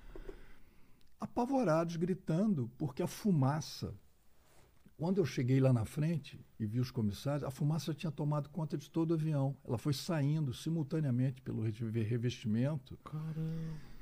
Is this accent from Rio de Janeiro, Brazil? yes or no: yes; Rio de Janeiro, Brazil; moved away as an adult; now in Belo Horizonte, Brazil; eu sou do Rio de Janeiro, mas moro em Belo Horizonte há mais de 25 anos